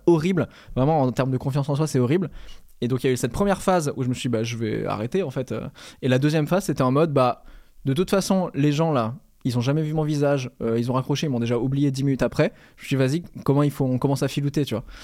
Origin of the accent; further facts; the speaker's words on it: Normandy, France; J'ai grandi en Normandie, hein, vraiment